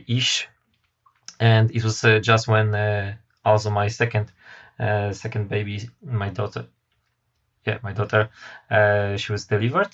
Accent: Poland; also born or lived in United Kingdom; I am from Poland.

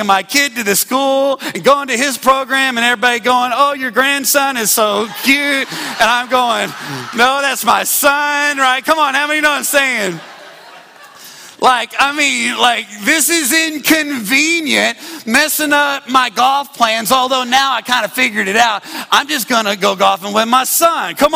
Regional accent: Midland, Texas, United States; born or raised there; moved away as an adult

